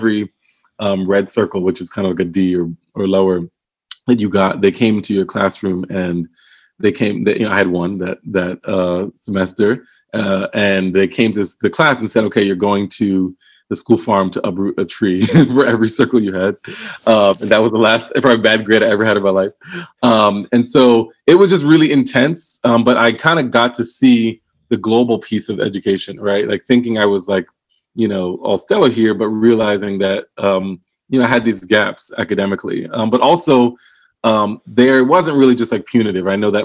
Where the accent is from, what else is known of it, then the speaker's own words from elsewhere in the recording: Willingboro, New Jersey, United States; also born or lived in Philadelphia; So I was born in Philadelphia, but born in Philadelphia and then moved pretty early to Willingboro, New Jersey, so southern New Jersey.